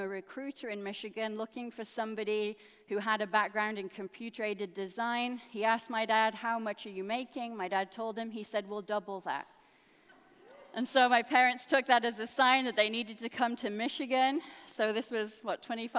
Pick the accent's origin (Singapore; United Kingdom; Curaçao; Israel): United Kingdom; England; now in United States; I am actually a dual national. I'm American and English